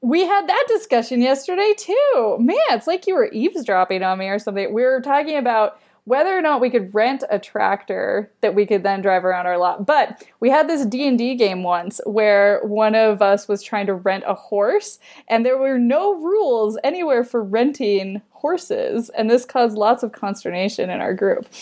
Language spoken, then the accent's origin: English; Idaho, United States; I grew up in Idaho